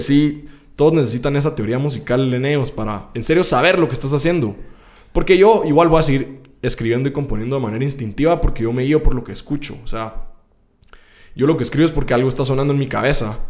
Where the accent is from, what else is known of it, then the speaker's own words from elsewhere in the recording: Guatemala; como artista guatemalteco